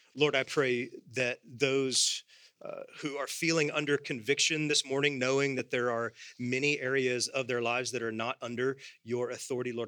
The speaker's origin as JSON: {"language": "English", "country": "United States", "said": "I am secondarily an American."}